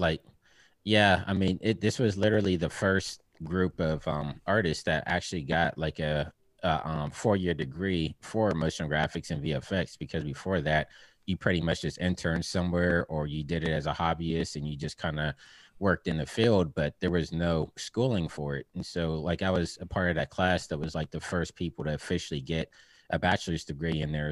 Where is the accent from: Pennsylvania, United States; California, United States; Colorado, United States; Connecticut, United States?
Pennsylvania, United States; Pittsburgh; moved away; I'm originally from Pittsburgh, Pennsylvania